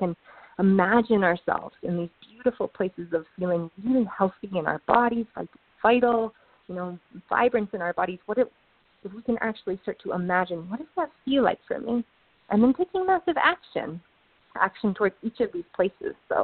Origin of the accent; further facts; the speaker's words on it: Ann Arbor, Michigan, United States; I grew up in Ann Arbor